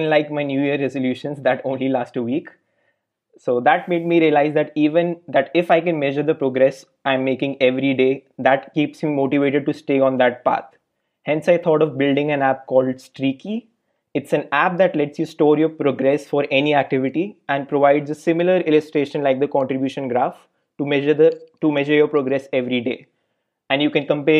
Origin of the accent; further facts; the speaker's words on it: India; now in Berlin, Germany; I'm currently working as a software engineer at Delivery Hero in Berlin, and I'm originally from India